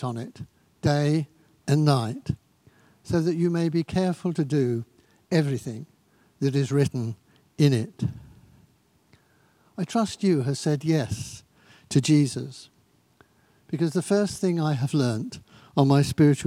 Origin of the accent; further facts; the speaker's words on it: Eastbourne, South East England, United Kingdom; I was born in Eastbourne Maternity Hospital in Upperton Road